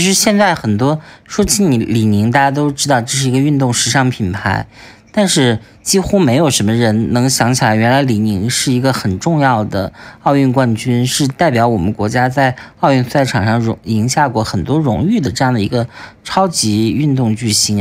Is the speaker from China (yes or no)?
yes; China; 我们中国人